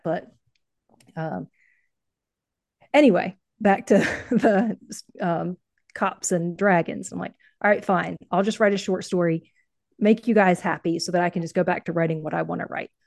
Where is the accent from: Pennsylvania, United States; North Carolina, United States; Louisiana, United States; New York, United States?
North Carolina, United States; also born or lived in Ohio; I'm from North Carolina